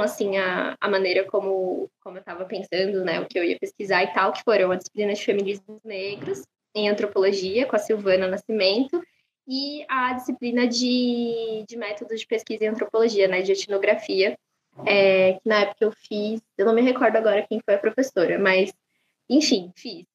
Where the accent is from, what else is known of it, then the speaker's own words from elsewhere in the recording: São Paulo, Brazil; Eu nasci e cresci na Zona Leste, no extremo leste da cidade, no bairro que se chama Recanto Verde Sol